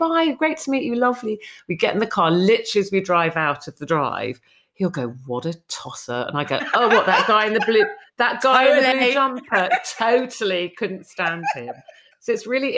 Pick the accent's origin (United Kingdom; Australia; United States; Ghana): United Kingdom; London; moved away as an adult; also born or lived in Cornwall; I came from London. I went to boarding school and stuff in London, ended up in this small fishing village in Cornwall